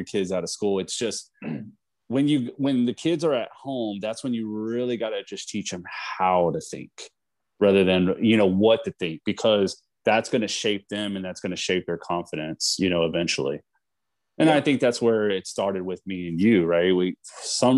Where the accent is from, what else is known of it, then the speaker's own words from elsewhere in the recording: Texas, United States; moved away as an adult; now in California, United States; we're both from Texas. We were born and raised.